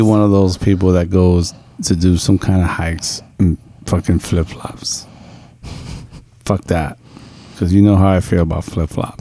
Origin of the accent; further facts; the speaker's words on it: New York, United States; I'm a New Yorker